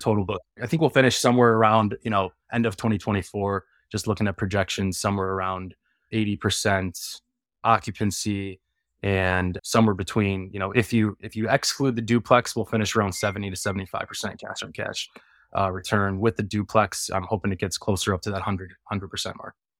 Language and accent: English; Chicago, Illinois, United States; I'm from Chicago